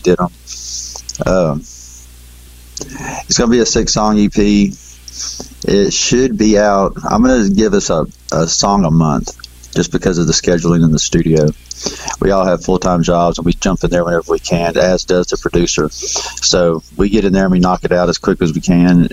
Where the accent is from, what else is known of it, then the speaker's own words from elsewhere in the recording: Belmont, Texas, United States; We're from Texas, Belmont, Texas